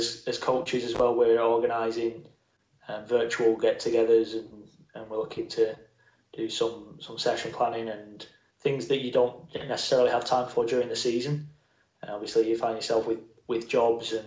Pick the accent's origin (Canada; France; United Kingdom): United Kingdom; Bolton, North West England; also born or lived in London; I was born in London and moved up to Bolton when I was two.